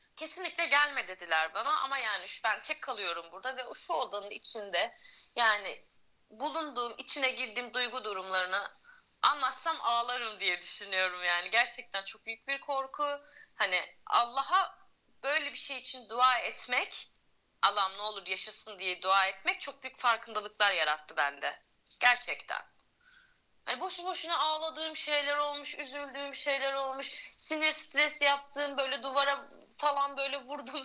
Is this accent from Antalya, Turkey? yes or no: yes; Antalya, Turkey; moved away as an adult; also born or lived in Tekirdağ; ben Antalya'da doğdum, büyüdüm